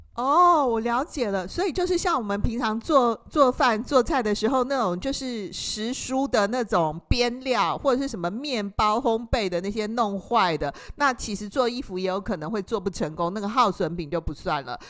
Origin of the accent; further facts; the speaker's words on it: Taiwan; 我们台湾人啊。就是很容易受到这个电视广告的一个影响